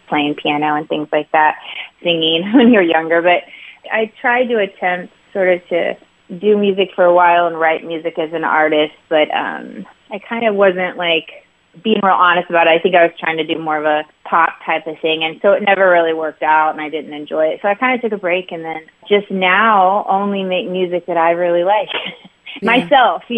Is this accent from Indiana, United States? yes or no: yes; Indianapolis, Indiana, United States; moved away as an adult; I grew up in Indianapolis area and lived a lot of my life there. So I'm a Midwesterner at heart, but now I live by the beach.